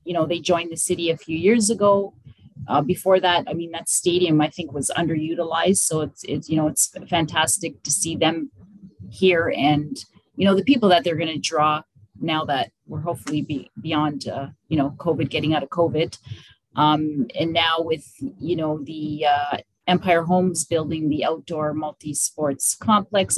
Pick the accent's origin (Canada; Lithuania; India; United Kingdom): Canada; Welland, Ontario; I lived, born and raised in Welland. I've been here my whole life